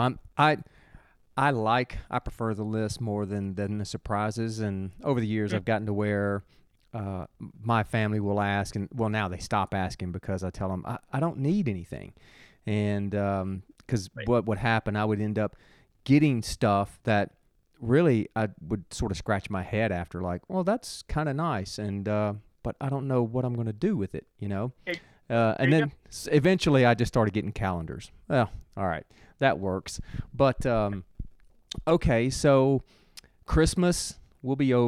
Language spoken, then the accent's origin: English; Nashville, Tennessee, United States; moved away; that's my hometown